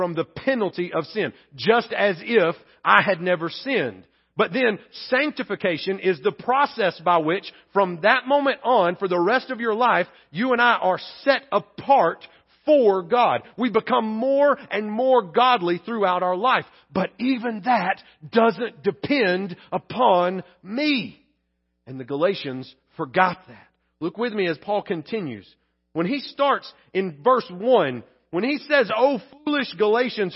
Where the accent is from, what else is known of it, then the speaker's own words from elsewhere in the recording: Pleasant Grove, United States; Where I grew up in Pleasant Grove